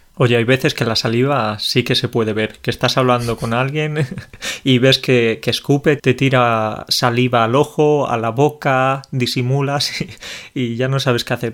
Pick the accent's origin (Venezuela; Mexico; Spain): Spain; Andalusia; soy andaluz